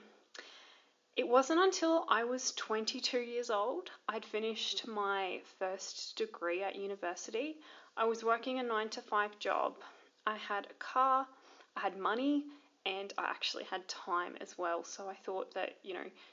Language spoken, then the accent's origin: English; Toowoomba, Queensland, Australia; also born or lived in Brisbane; now in Hervey Bay, Australia; I'm originally from Toowoomba in Queensland, Australia, but I currently live in Hervey Bay on Queensland's Fraser Coast.